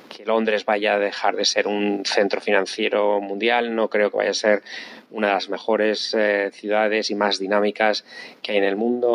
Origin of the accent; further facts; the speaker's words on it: Spain; accent: Castilian / Spanish; moved away as an adult; now in London, United Kingdom; con el acento tan fuerte que tengo todavía cuando hablo en, en inglés, acento castellano o español